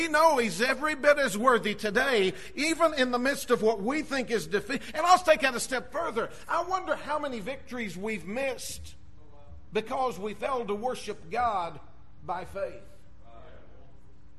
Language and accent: English; United States; we as American Christians